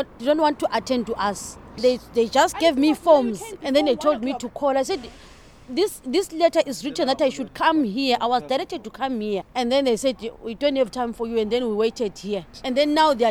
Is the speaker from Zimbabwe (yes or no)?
yes; Zimbabwe; moved away as an adult; now in Ireland; I'm from Zimbabwe.